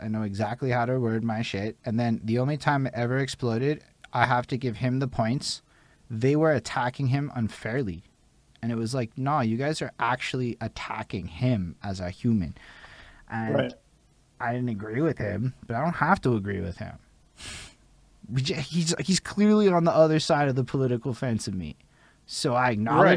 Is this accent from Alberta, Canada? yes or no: no; Montreal, Quebec, Canada; we're English people in Montreal.